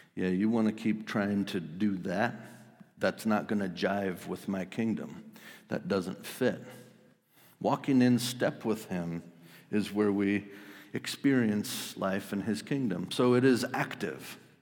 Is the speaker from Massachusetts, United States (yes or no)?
no; Wisconsin, United States; I grew up in Wisconsin